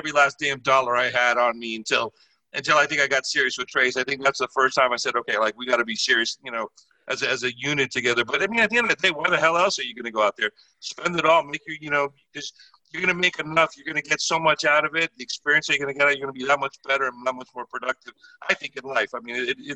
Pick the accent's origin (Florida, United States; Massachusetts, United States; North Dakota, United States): Florida, United States; Miami; I'm from Miami. I'm just crazy, you know, Latin guy.